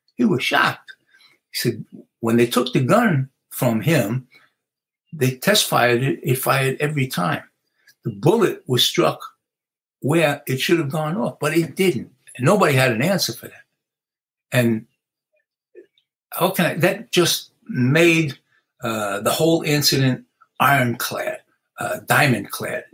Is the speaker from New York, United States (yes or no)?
yes; New York City, New York, United States; I grew up in the South Bronx